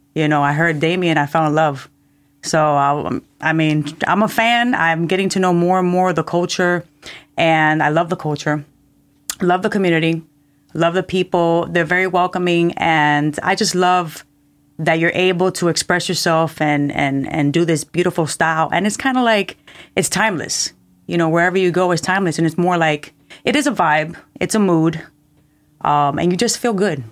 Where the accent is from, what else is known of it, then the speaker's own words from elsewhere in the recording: Cuba; moved away; I was born in Cuba and, uh, we didn't hear a lot of reggae music